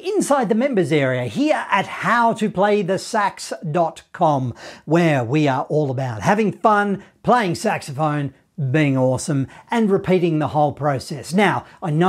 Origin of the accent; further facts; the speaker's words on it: Australia; I'm from Australia